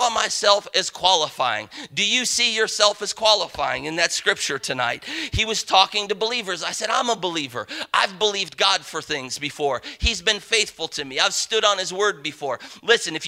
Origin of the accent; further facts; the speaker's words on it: Parma, Ohio, United States; growing up in Parma, Ohio, the only livestock that we had room for was this miniature collie